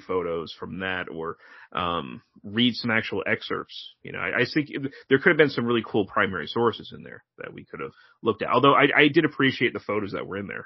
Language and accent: English; Connecticut, United States; an East Coaster like me, you know, who, you know, born and raised in Connecticut